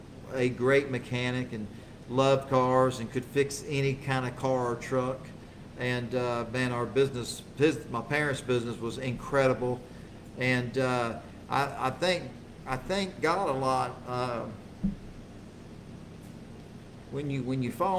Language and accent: English; Houston, Texas, United States; born or raised there